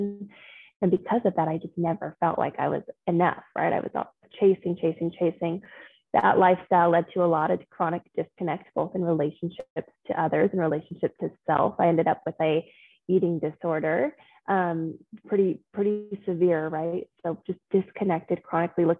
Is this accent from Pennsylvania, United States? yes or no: no; Austin, Texas, United States; moved away as an adult; also born or lived in Denver; I grew up in Austin, Texas